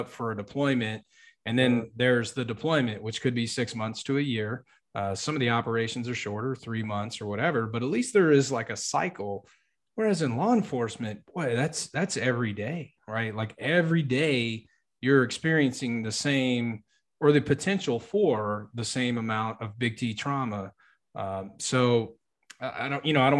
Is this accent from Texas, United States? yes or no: yes; Texas, United States; I'm from Texas